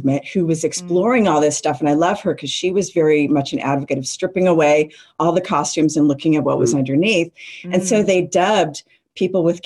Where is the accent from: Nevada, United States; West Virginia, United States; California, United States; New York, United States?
Nevada, United States; Las Vegas; growing up in Vegas, I was always going to the library